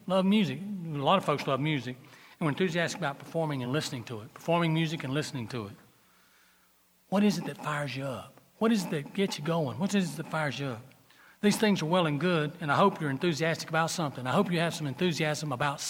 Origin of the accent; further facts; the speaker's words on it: Gaffney, South Carolina, United States; I am from Gaffney